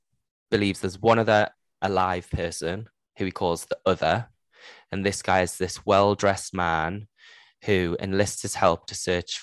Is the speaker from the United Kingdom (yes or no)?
yes; Geordie, North East England, United Kingdom; accent: Geordie; my Geordie accent